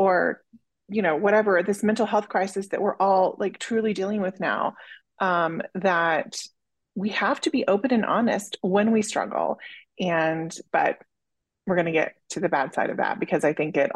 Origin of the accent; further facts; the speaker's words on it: Oklahoma, United States; I grew up in Oklahoma, which is pretty conservative.